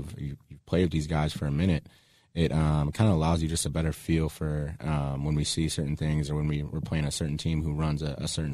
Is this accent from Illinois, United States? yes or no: yes; Chicago, Illinois, United States; my hometown team